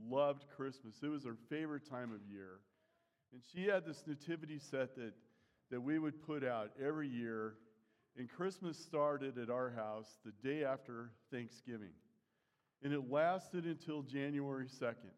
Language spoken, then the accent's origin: English; United States; We're Americans